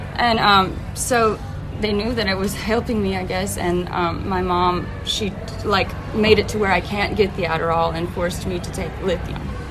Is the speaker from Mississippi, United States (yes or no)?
yes; Meridian, Mississippi, United States; moved away as an adult; also born or lived in Florida / Tennessee; I was born in Meridian, Mississippi